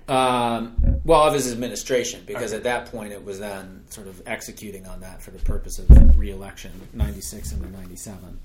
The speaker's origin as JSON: {"language": "English", "region": "North Carolina", "country": "United States", "tie": "born or raised there", "moved": "yes", "said": "where I grew up in North Carolina"}